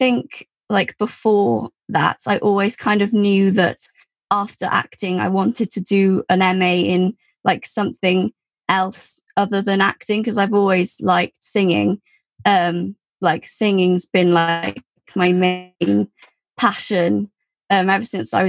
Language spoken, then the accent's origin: English; Wales, United Kingdom; I went to a Welsh primary school and a secondary school, and was also brought up using Welsh